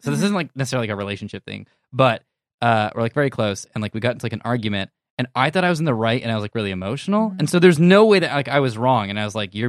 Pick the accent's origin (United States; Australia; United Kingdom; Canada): United Kingdom; We're British.